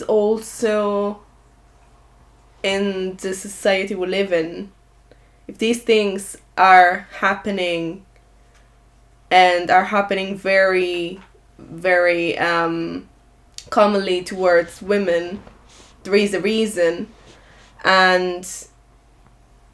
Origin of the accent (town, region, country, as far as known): Italy; now in Ireland